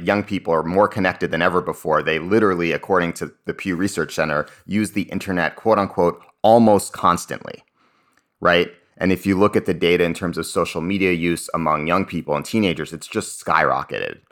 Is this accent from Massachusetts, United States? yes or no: yes; Cambridge, Massachusetts, United States; I grew up in Cambridge, Massachusetts.